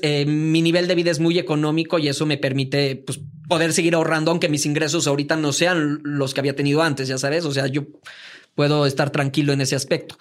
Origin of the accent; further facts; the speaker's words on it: Veracruz, Mexico; moved away as an adult; also born or lived in Mozambique; now in Mexico City, Mexico; nací aquí en la Ciudad de México, pero realmente me asumo como veracruzano. Yo viví en Veracruz desde los 5 años hasta los 22